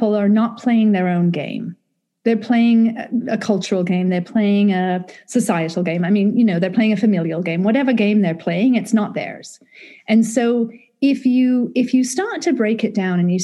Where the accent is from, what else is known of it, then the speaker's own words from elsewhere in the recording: United Kingdom; I'm British.